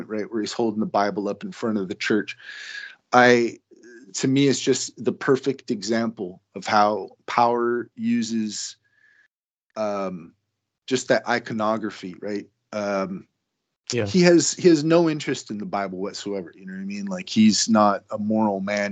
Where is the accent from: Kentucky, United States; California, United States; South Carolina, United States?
California, United States; growing up in California